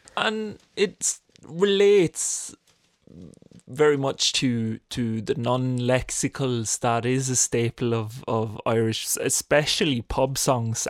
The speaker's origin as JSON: {"language": "English", "country": "Norway", "moved": "yes", "said": "We're all pure, purebred Norwegians"}